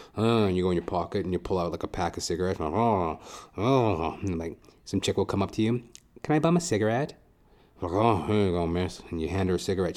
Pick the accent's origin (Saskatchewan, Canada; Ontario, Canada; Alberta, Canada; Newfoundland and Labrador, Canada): Alberta, Canada; Edmonton; moved away as an adult; now in Toronto, Canada; I'm originally from Edmonton, Alberta